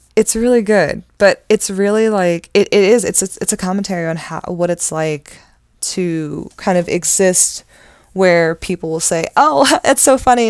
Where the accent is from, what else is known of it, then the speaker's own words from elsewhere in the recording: Randallstown, Maryland, United States; I grew up in Randallstown.